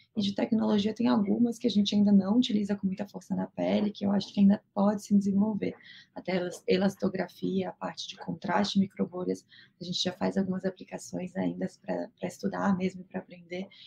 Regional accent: Florianópolis, Santa Catarina, Brazil; moved away as an adult; now in São Paulo, Brazil; Eu não sou de São Paulo, estou aqui há oito anos, minha família é toda é de Florianópolis

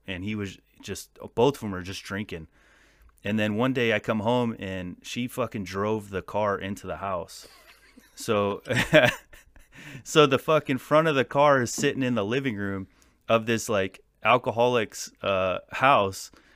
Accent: California, United States; I'm from Fieland, California. It's a, it's like a desert town

